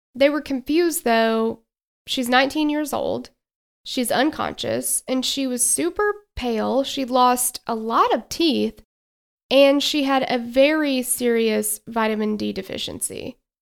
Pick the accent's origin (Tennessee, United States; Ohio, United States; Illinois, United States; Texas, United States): Tennessee, United States; we are from Tennessee